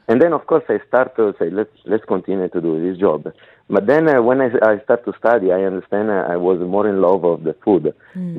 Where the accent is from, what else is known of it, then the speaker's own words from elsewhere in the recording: Alba, Piedmont, Italy; English is a second language; moved away as an adult; now in Dubai, United Arab Emirates; I'm from uh, north of Italy in Piedmont, in a small village. It's, called, it's Alba